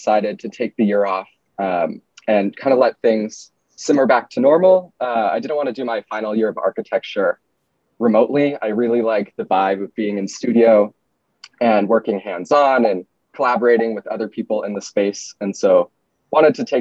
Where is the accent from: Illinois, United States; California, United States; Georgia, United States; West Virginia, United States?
California, United States; Bay Area; moved away as an adult; now in New York, United States; I'm from California, from the Bay Area